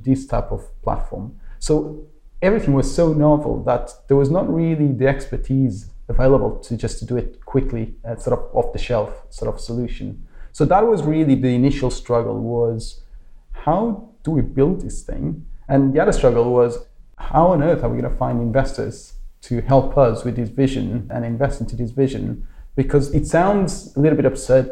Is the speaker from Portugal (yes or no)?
yes; Lisbon, Portugal; moved away as an adult; now in London, United Kingdom; So I'm Portuguese. I was born and raised in Lisbon, where I studied an engineering degree, and then eventually moved to the UK about 14 years ago